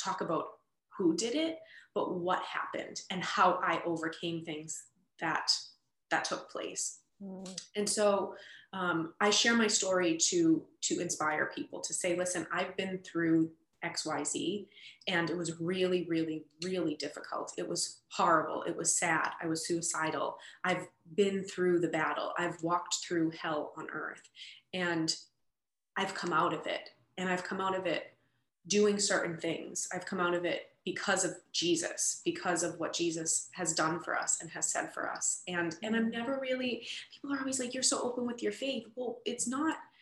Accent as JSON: {"language": "English", "town": "Boston", "region": "Massachusetts", "country": "United States", "tie": "born or raised there", "said": "I grew up in Boston and went into foster care around age 13"}